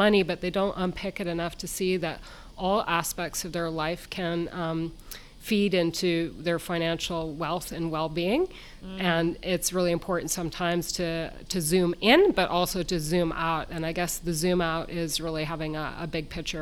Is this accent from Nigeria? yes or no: no; Ontario, Canada; moved away as an adult; also born or lived in Ottawa, Canada / Western Canada / Ireland; now in New Zealand; I was born in Canada, Ontario to be specific